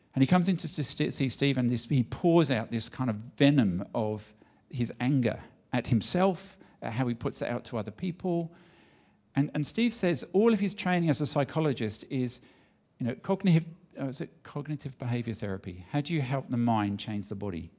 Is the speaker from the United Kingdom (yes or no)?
yes; London, United Kingdom; moved away; I was born in England